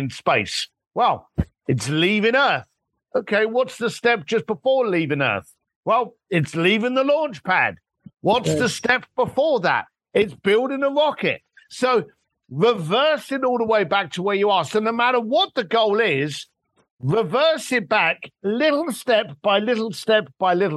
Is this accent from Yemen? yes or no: no; London, United Kingdom; I'm a bricklayer from London that ended up working with Elton John and Elon Musk